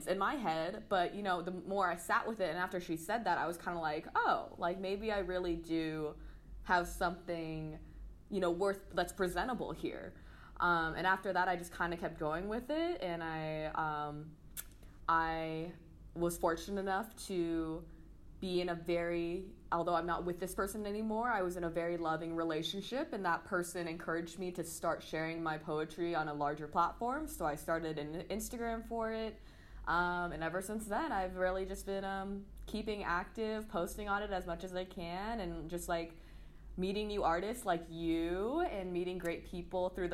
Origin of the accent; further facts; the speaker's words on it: San Diego, California, United States; also born or lived in St. Louis, Missouri; now in Los Angeles, United States; I was born in St. Louis, Missouri, but then I moved to San Diego when I was about 4. And I grew up there, you know, did the whole elementary, middle, high school